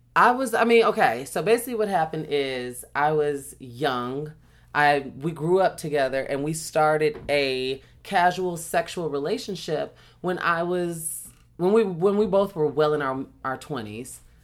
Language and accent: English; Chicago, Illinois, United States; I have, had a huge house uh, that I grew up in in Chicago.